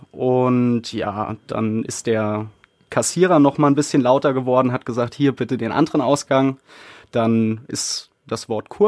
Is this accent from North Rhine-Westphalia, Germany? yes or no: yes; Burbach, North Rhine-Westphalia, Germany; accent: Swabian; also born or lived in Baden-Württemberg; ursprünglich komme ich aus Baden-Württemberg, aus der Nähe von Stuttgart, bin da auch aufgewachsen und bin mit, ich glaube, zehn bin ich hierhin gezogen nach Burbach und ja, da bin ich dann aufgewachsen